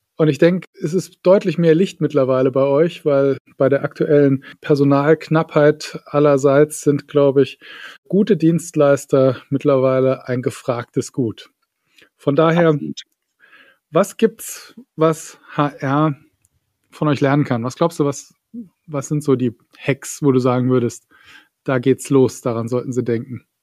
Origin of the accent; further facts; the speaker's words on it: Saarland, Germany; ich komme ja aus dem Saarland